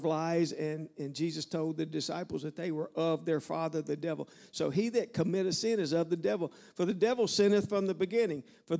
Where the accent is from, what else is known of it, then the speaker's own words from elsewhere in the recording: the South, United States; I'm from the South, all right? I can talk about dogs and frogs and swamps, okay?